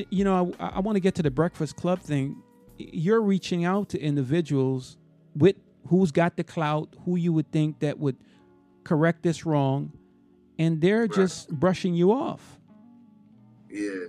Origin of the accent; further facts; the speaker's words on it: Minnesota, United States; Hey, listen, I'm from Minnesota.